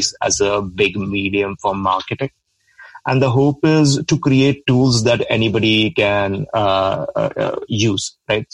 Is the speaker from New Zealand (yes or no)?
no; India; moved away as an adult; I'm from India, a small town in India.